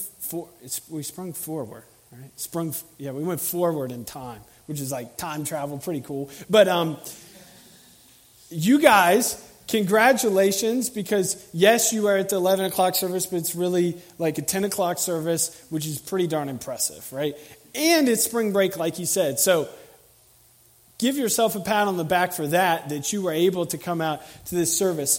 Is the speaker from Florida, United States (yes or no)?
yes; Tallahassee, Florida, United States; I'm from Tallahassee, and I work here.